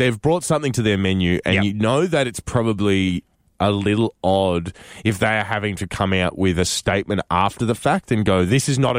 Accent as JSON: {"language": "English", "country": "Canada", "said": "as a Canadian traveling overseas, when you get to tell people that you're not American, it's like you've given them a little Christmas present."}